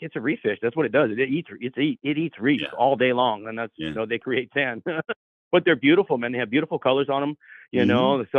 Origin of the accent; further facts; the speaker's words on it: Hawaii, United States; moved away as an adult; now in Oregon, United States; I spent my first 21 years. I grew up in Hawaii